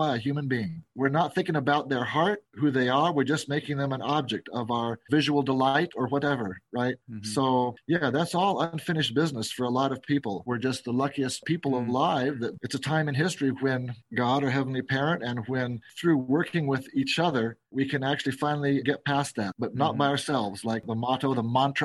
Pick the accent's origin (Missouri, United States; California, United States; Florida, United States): California, United States; San Diego; also born or lived in Seattle, Washington / Berkeley, California; now in Las Vegas, United States; I grew up not in Seattle, in San Diego